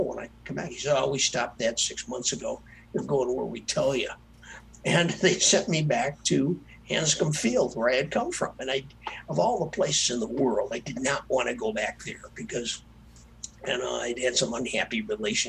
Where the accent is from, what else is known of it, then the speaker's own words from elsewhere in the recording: Earlville, Illinois, United States; my hometown where I grew up, a little town called Earlville, Illinois